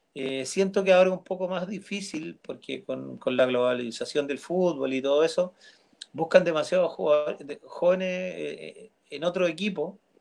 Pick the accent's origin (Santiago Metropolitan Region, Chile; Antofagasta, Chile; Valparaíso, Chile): Santiago Metropolitan Region, Chile; Peñaflor / Mallarauco; also born or lived in Melipilla / Recoleta, Santiago; yo nací en Peñaflor